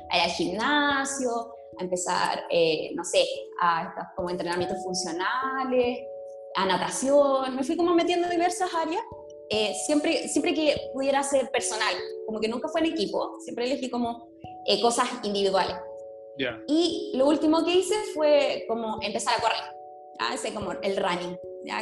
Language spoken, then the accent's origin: Spanish; San Vicente de Tagua Tagua, O'Higgins, Chile; moved away as an adult; now in Valparaíso, Chile; soy de San Vicente. Llegué acá a Valparaíso en 2008, llegué a estudiar